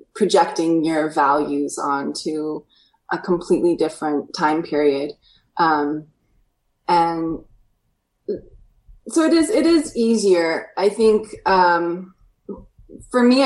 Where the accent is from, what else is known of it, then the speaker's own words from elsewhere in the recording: Alaska, United States; I grew up in Alaska where, you know, there's nothing too old there.